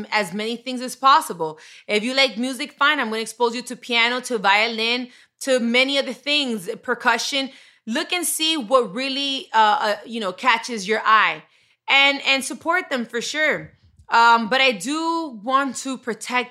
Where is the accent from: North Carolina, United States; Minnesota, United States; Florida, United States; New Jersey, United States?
Florida, United States; Miami; I grew up in Miami